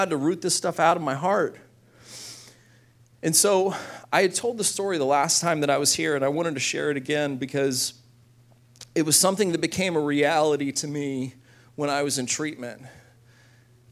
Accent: Corpus Christi, Texas, United States; my hometown in Corpus Christi

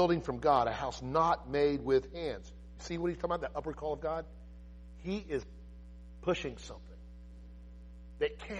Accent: United States; I love our homeland. I'm an American

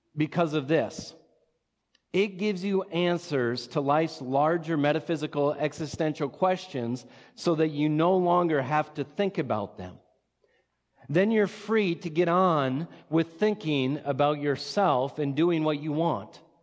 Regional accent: Watertown, South Dakota, United States; also born or lived in Sioux Falls; I grew up in Watertown

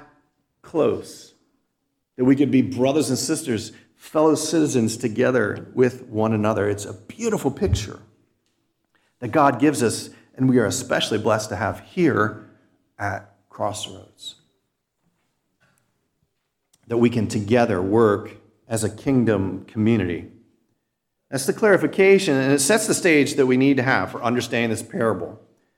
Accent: United States; a citizen born and raised in the United States of America

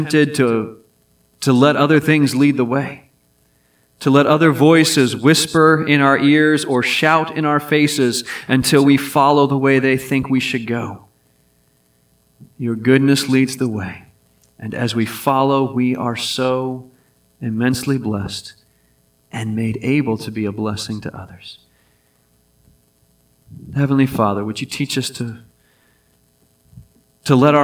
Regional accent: Hampton Roads, Virginia, United States; also born or lived in Pittsburgh, Pennsylvania; I was born in Pittsburgh, but I grew up on the peninsula, Hampton Roads area of Virginia.

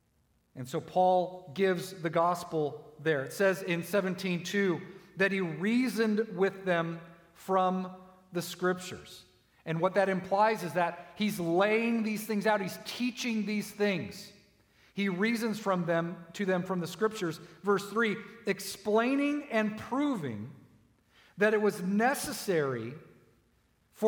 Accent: United States; I'm an American

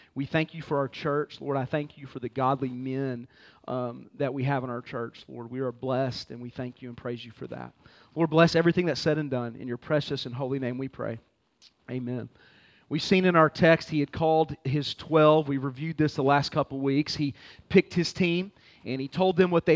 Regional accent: Fort Worth, Texas, United States; moved away; also born or lived in Baltimore; Born and raised in Fort Worth, Texas

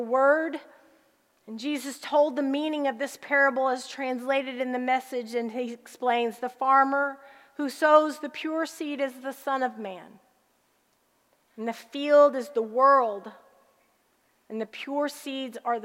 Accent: Harrisburg, Illinois, United States; moved away; also born or lived in Texas; I grew up in a little town in southern Illinois called Harrisburg

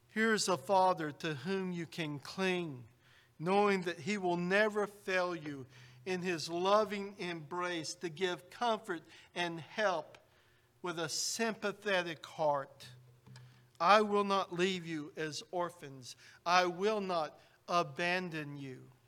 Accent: United States; Growing up in the United States, I, we were taught that George Washington is the father of our country

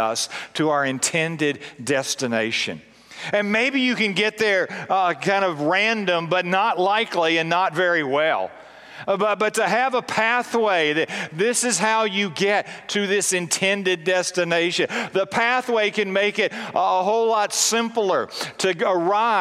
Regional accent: Blue Ridge Mountains of Virginia, United States; also born or lived in Philadelphia, Pennsylvania; We moved when I was young from Philadelphia to the Blue Ridge Mountains of Virginia.

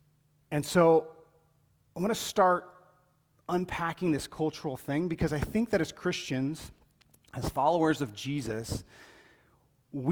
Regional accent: Colombia; like, when I grew up in Colombia, it was known that if you were a paralytic or if you had some issues, like, your life was just a beggar.

